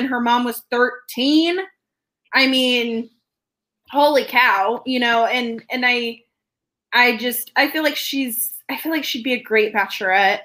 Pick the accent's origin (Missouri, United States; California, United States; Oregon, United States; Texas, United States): Missouri, United States; moved away; I'm originally from Missouri